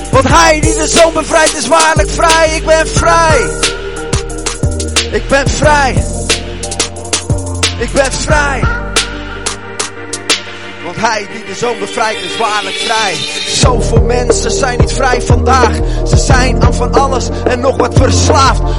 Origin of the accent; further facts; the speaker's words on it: Heerlen, Limburg, Netherlands; ik kom uit Heerlen. Eh, dus ik ben eh, voorganger van Park City Church in Heerlen.